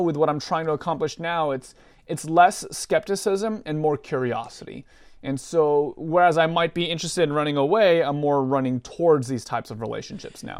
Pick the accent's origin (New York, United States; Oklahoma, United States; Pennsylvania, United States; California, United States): California, United States; Southern; now in Portland, United States; born and raised in Southern California area. Uh, currently live with my wife, uh, in the Portland, Oregon area right now